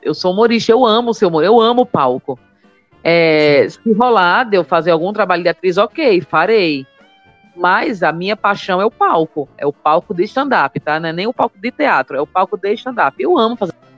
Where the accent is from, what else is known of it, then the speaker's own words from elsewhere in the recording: Maceió, Alagoas, Brazil; accent: nordestino; now in São Paulo, Brazil; sou de Maceió